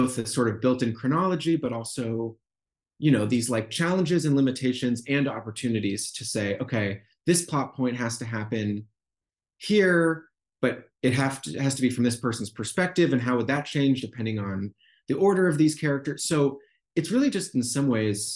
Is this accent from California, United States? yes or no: no; Brookline, Massachusetts, United States; moved away as an adult; I wrote a chunk of the book in my hometown of Brookline, Massachusetts, where the book is set, under quarantine during COVID in the early months, and feeling like I'm here living in my childhood home again for the first time since I left for college